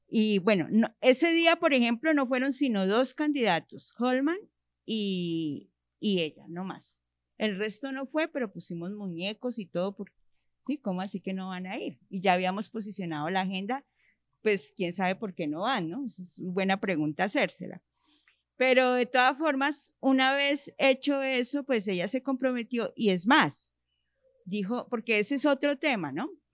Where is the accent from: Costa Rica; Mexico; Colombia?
Colombia; Bogotá; also born or lived in Usaquén, Bogotá; Nací en Bogotá, soy rola de pura cepa, como se dice. Eh, crecí en el barrio Minuto de Dios